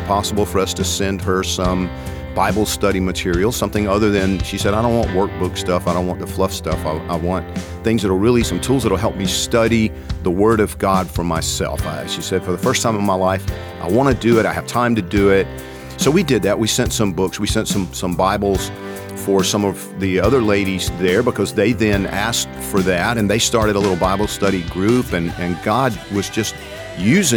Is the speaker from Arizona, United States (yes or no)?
no; Georgia, United States; I'm from Georgia